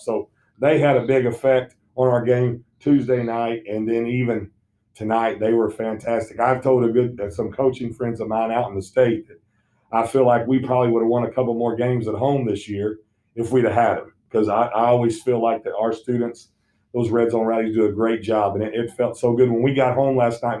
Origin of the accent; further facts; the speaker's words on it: Southern Indiana, United States; moved away; I grew up in Southern Indiana